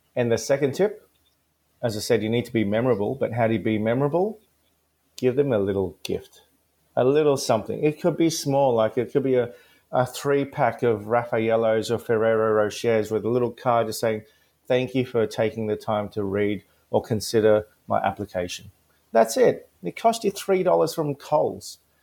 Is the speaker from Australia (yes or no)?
yes; Gold Coast, Queensland, Australia; English is a second language; where I grew up in the Gold Coast in the in the early '90s